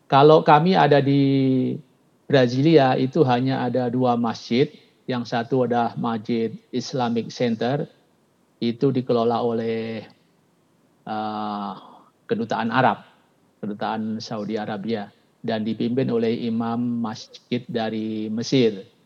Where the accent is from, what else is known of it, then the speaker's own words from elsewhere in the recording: Surabaya, East Java, Indonesia; Pak saya dari Surabaya, istri dari Bugis, Pak.